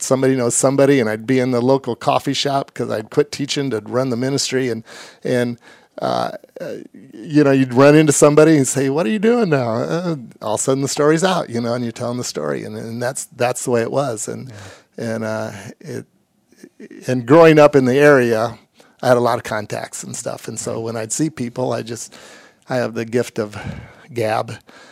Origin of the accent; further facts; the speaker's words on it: Warsaw, Indiana, United States; also born or lived in Nappanee, Indiana; we actually moved here. I was seven from Napanee and went to a elementary school